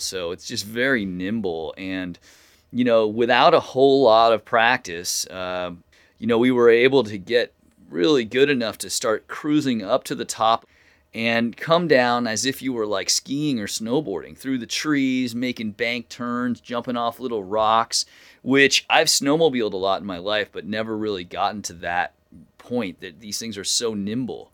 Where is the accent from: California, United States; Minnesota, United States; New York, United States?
California, United States; Corte Madera; my hometown here, Cordomadera, California, right down the road from where I live